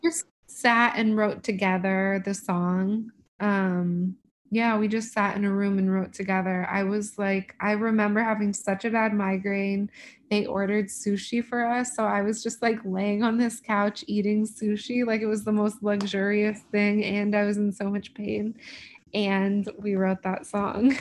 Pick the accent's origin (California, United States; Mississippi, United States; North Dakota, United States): California, United States; Los Angeles; I'm from